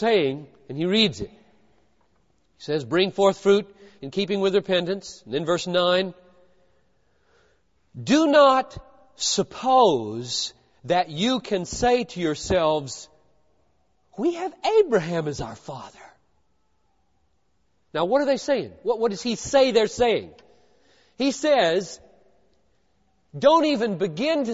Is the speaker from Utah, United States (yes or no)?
no; Greenville, South Carolina, United States; moved away as an adult; also born or lived in Munich, Germany; now in Minnesota, United States; I grew up in Greenville, South Carolina.